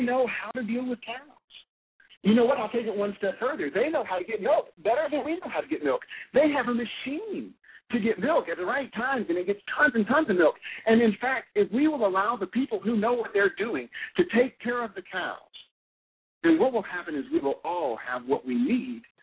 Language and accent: English; Alabama, United States; I'm from Alabama. I come by this accent honestly